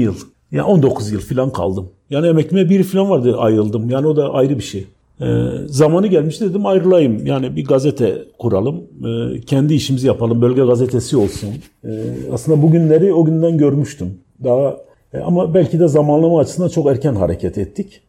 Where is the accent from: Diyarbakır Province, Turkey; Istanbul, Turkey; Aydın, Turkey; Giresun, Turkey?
Diyarbakır Province, Turkey; Diyarbakır; also born or lived in Ankara; bu kent mesela Diyarbakır gibi bir kentte doğup büyüdüğüm yerler